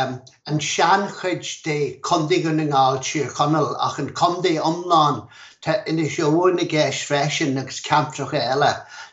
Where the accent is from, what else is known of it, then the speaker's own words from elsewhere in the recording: Glencolumbkille, Ulster, Ireland; I was born and raised in Glen Colum Kille, southwest Donegal. It's about 25 miles west of Donegal town and 160 miles from Dublin, or 220 kilometres.